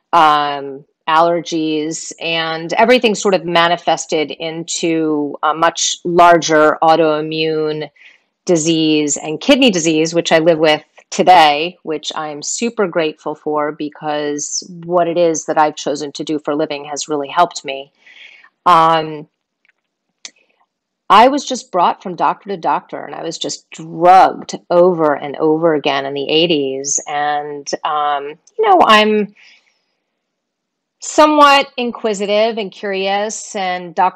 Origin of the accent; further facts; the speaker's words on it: suburbs outside New York City, United States; I was born outside of New York City, and for the most part, that's, you know, that's where I was raised. Yeah, in the suburbs